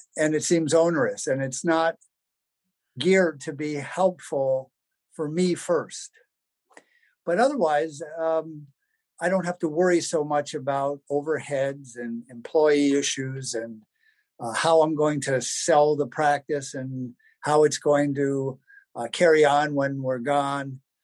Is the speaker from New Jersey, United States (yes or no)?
yes; New Jersey, United States; moved away as an adult; also born or lived in Delaware / Los Angeles, California; now in Illinois, United States; I'm from New Jersey originally, so living in the Midwest was a, a bit of a change